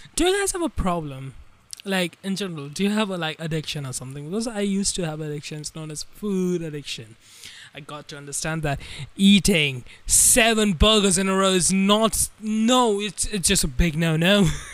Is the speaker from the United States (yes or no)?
no; India; I'm uh, Indian